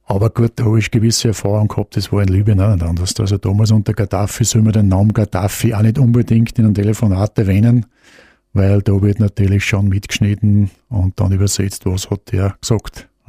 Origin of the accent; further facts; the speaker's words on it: Austria; Also Österreich muss ich einen gewissen Vorteil. Ähm, wir haben natürlich auch die nötige Portion Schmäh dazu